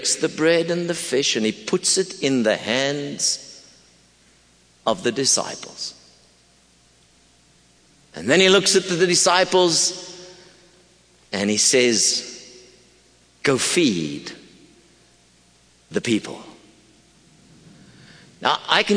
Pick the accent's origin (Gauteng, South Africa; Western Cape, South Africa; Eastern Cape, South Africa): Gauteng, South Africa; Pretoria; I come from Pretoria, South Africa